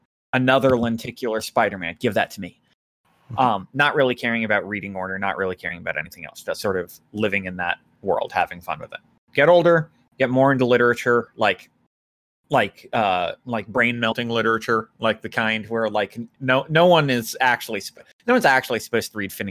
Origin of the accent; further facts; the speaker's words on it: United States; I'm American